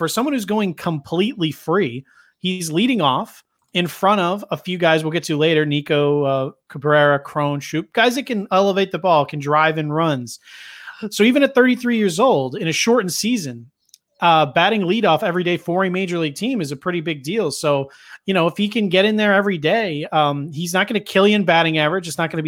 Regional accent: Boston, Massachusetts, United States; I'm from Boston.

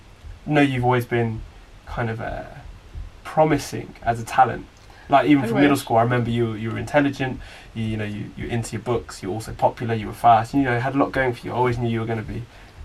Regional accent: Oxford, South East England, United Kingdom; moved away; I was born and raised in East Oxford, which I'm very proud of. Since I left Oxford, however, I've battled with my identity as an Oxfordian

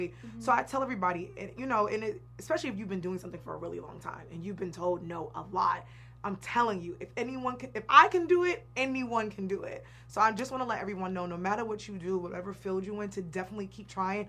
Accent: Boston, Massachusetts, United States; also born or lived in New York / New York City; now in Los Angeles, United States; I'm from New York, but I grew up in Boston

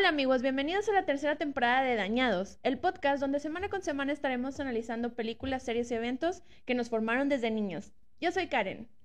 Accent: Monterrey, Nuevo León, Mexico; nosotros somos regios

